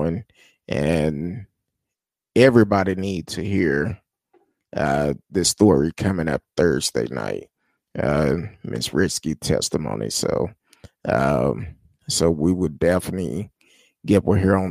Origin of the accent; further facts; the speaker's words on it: United States; as American people